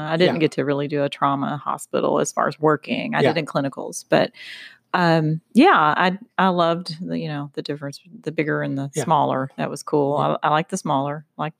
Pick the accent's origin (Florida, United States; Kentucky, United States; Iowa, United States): Kentucky, United States; Louisville; I am a native Louisvillian. Yes. Okay. Been born and raised.